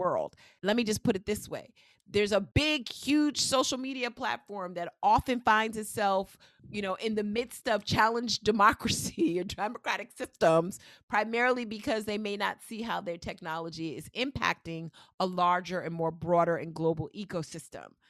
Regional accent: New York, United States; I'm one of those people from New York

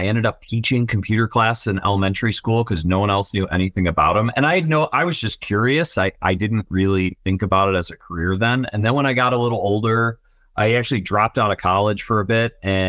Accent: Buffalo, New York, United States; CEO of Tackle, born and raised in Buffalo, New York. So a bit of an underdog in the tech world. And I'm a family first guy. So I'm married, my wife, and three children. We all live in Orchard Park, New York, home of the Buffalo Bills.

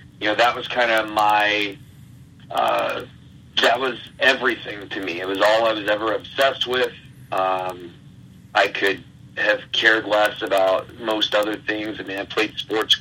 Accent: Stuarts Draft, Virginia, United States; moved away as an adult; also born or lived in Bridgewater, Virginia / Richmond, Virginia; now in Midwest, United States; I grew up in a small town in Virginia named Stewart's Draft

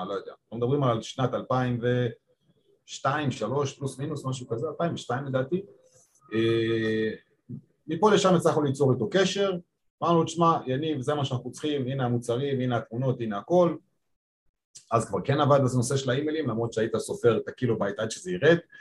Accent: Petah Tikva, Central District, Israel; born or raised there; moved away as an adult; also born or lived in Japan / China / Spain; now in Tel Aviv, Israel

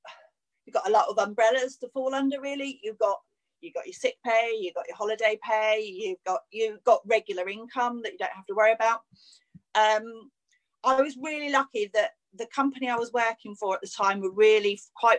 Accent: Cornwall, South West England, United Kingdom; moved away as an adult; also born or lived in Sussex / London; I moved from Cornwall, moved to Sussex, worked in London for a little while. And then I met John, met my husband, and life gets turned upside down when you kind of meet your life partner, doesn't it? And then, so we moved back to Cornwall.

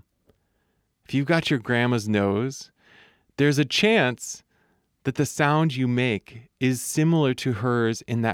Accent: Michigan, United States; accent: Midwestern; I'm aware that I sound pretty Midwestern. I do my best not to lean into that accent too hard, but I know that that I sound like I'm from Michigan, where I'm from.

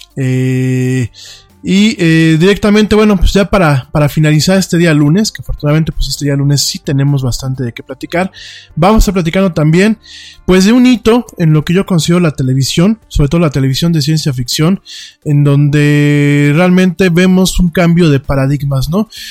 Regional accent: Mexico; como mexicanos

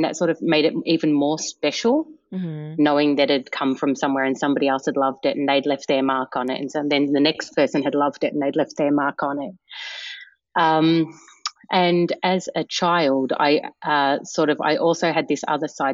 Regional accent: Melbourne, Victoria, Australia; moved away as an adult; now in Brooklyn, United States; I was born in Melbourne, and I'm the youngest of six kids.

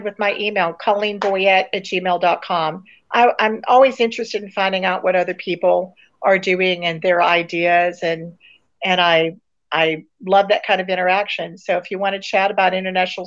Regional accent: Pensacola, Florida, United States; moved away as an adult; I'm living back in my hometown

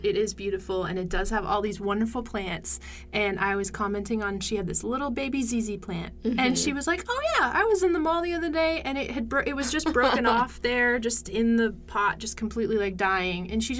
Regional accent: Maryland, United States; now in Cleveland, Tennessee, United States; Which I am also from Maryland, so.

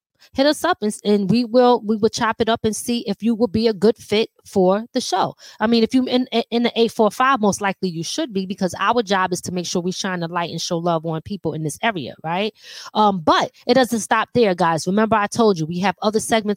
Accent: Philadelphia, Pennsylvania, United States; now in Rockland County, United States; Living in Philly, growing up in Philly.

